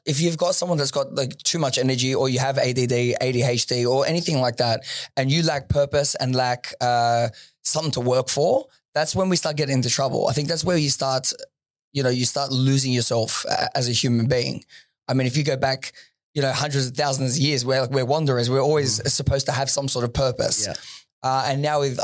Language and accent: English; Sydney, New South Wales, Australia; moved away as an adult; also born or lived in Dubai; Western Sydney